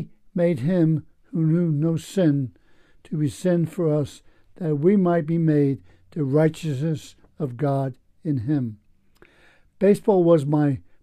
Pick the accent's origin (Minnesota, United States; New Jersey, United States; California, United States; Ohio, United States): New Jersey, United States; Newark; moved away as an adult; also born or lived in Kansas City, Missouri; now in Pennsylvania, United States; I was born in Kansas City, Missouri, raised in Newark, New Jersey, ministering in Pennsylvania since 1979